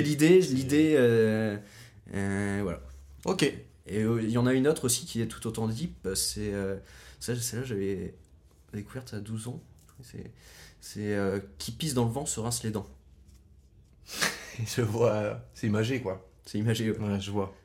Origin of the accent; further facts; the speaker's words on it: France; also born or lived in Pont-la-Huée (birthplace, as transcribed); j'ai grandi à Plumeur